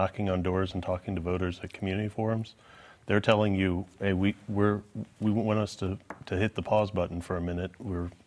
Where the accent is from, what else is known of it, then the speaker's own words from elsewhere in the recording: Kansas City, Missouri, United States; also born or lived in Atlanta / Columbia, Missouri; I was born and raised here in Kansas City